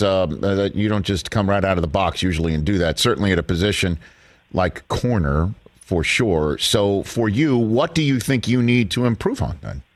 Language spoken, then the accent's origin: English; New York City, New York, United States; moved away as an adult; also born or lived in Ann Arbor, Michigan; I'm from Staten Island. I'm from the fifth and forgotten borough of New York City.